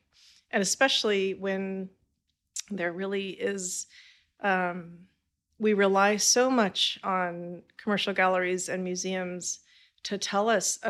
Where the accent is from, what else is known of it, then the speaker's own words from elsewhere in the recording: California, United States; I did not. Okay. I'm from California.